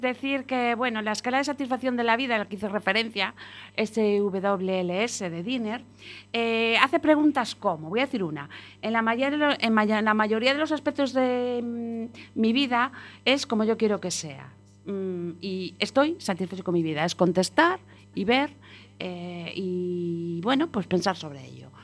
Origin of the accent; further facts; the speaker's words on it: Galicia, Spain; como buena gallega